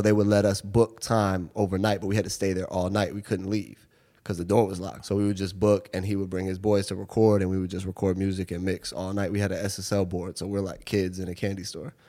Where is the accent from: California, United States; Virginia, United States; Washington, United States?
Washington, United States; Seattle; moved away as an adult; now in New York, United States; I grew up in Seattle. Um, I moved here when I was eighteen